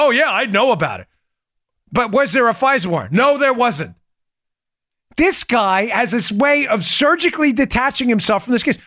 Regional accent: New York City, New York, United States; moved away as an adult; also born or lived in Maryland; I grew up in New York

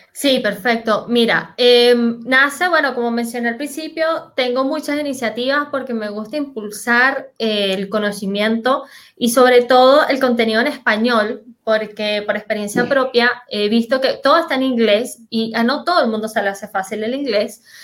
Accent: Venezuela; moved away as an adult; now in Chile; soy venezolana, como mencionaba Jesús, pero hace seis años me, que vivo en Chile

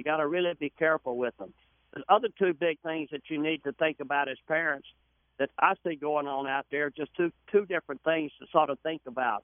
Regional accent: the South, United States; I'm from the South

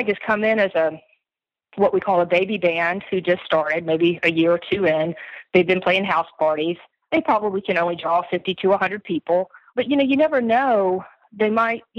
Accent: Atlanta, Georgia, United States; moved away as an adult; also born or lived in Athens, Georgia; I'm from Atlanta, Georgia

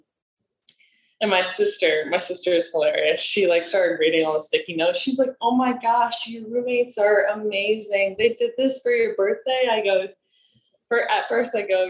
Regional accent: Nebraska, United States; moved away as an adult; also born or lived in South Korea; now in Los Angeles, United States; I'm from Nebraska

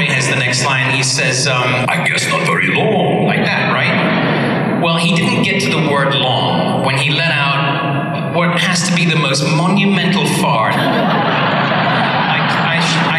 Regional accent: England, United Kingdom; I grew up in England

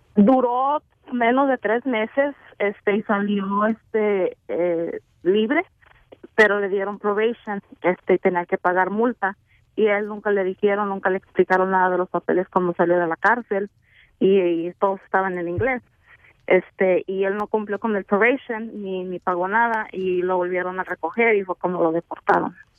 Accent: Mexico; nosotros como mexicanos

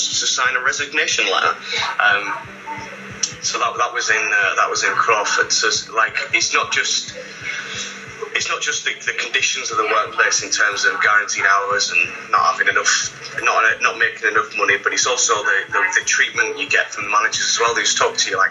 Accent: Scarborough, Yorkshire and the Humber, United Kingdom; now in Cambridge, United Kingdom; I'm from Scarborough, and I did a lot of work with KFC there

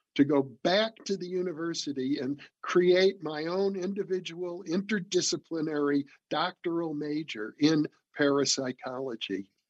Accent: Midwest, United States; growing up in the Midwest, my father owned a furniture store

